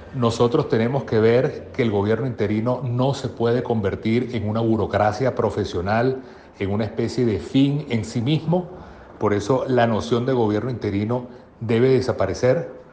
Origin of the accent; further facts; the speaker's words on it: Venezuela; como venezolanos